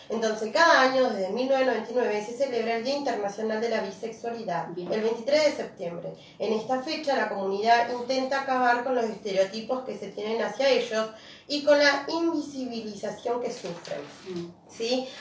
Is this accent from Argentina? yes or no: yes; Río Gallegos, Santa Cruz, Argentina; yo soy de Río Gallegos